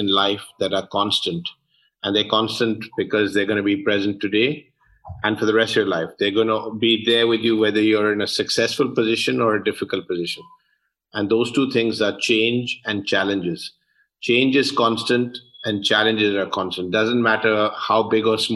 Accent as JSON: {"language": "English", "region": "London", "country": "United Kingdom", "tie": "born or raised there", "moved": "yes", "said": "I was born and brought up in London, UK."}